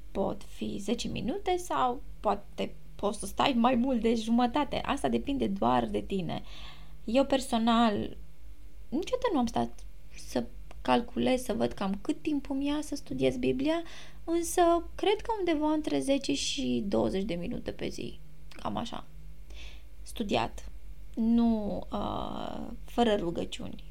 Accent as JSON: {"language": "Romanian", "country": "Romania", "tie": "born or raised there", "moved": "as an adult", "lives_now": "Greece", "said": "eu sunt româncă"}